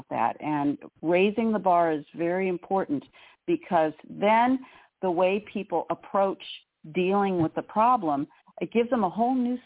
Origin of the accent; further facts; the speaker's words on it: Southern California, United States; we grew up in SoCal in the 70s, which was hot as blazes